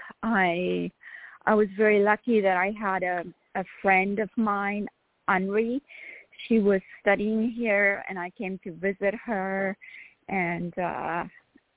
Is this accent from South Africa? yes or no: yes; South Africa; moved away; I grew up in South Africa, and I grew up in a very small town that was not even on the map